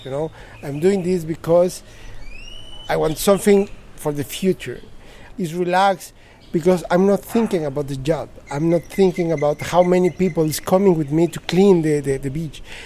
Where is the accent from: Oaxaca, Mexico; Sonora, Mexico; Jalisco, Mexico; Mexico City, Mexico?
Mexico City, Mexico; moved away; I'm from Mexico City, the one of the biggest